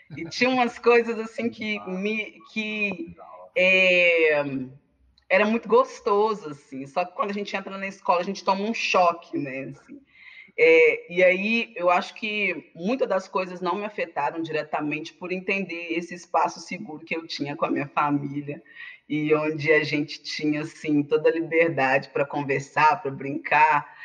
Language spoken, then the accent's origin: Portuguese; Contagem, Minas Gerais, Brazil; also born or lived in Betim; eu sou sou de Contagem, sou Betim, região metropolitana